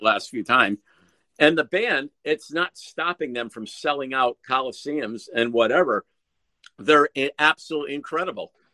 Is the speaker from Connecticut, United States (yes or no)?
yes; Connecticut, United States; I'm from Connecticut